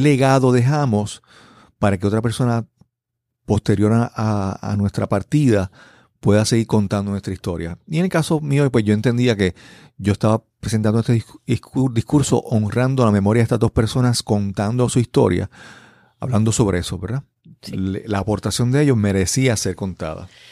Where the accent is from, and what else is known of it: Puerto Rico; first language Spanish